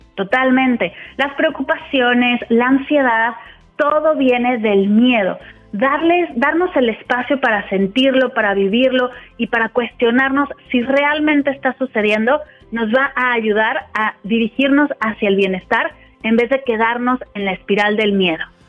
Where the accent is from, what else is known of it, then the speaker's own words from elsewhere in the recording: Mexico City, Mexico; moved away as an adult; now in Spain; De Ciudad de México.